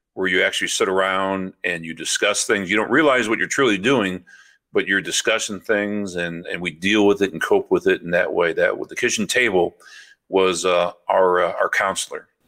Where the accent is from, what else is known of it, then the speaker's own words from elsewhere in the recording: St. Louis, Missouri, United States; moved away as an adult; also born or lived in Memphis; now in Champaign, United States; I was born and raised in South Saint Louis